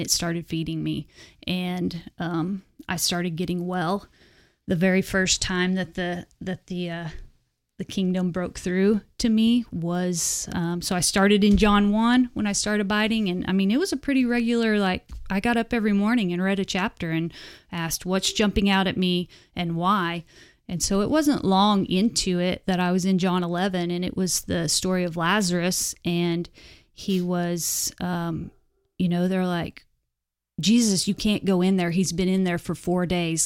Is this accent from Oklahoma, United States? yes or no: yes; Elk City, Oklahoma, United States; also born or lived in Wellston, Oklahoma; I was born and raised in Western Oklahoma